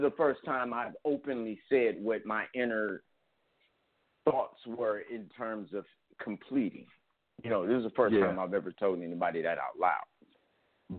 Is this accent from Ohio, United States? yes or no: yes; Cleveland, Ohio, United States; I'm from Cleveland.